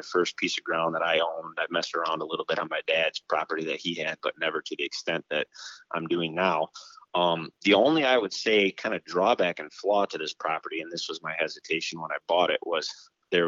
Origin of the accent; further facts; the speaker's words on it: Twin Lake, Michigan, United States; also born or lived in Montague, Michigan; I was born and grew up in the West Michigan area. Specifically, I was born and raised in Twin